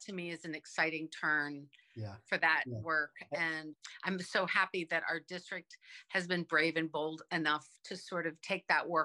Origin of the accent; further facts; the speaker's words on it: Virginia, United States; now in Brunswick, United States; I grew up in Virginia, where elementary school went from kindergarten through sixth grade.